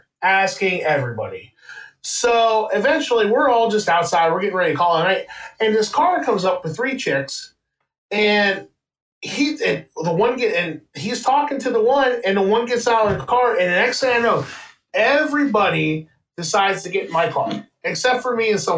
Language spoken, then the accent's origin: English; Wheeling, West Virginia, United States; I am from Wheeling, West Virginia